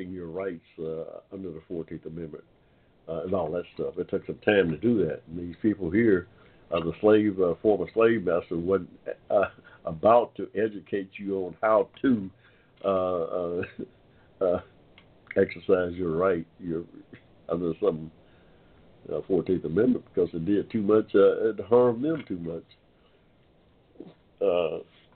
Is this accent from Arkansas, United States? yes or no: no; Georgia, United States; here in Georgia, the state where I was born here in Georgia in 1945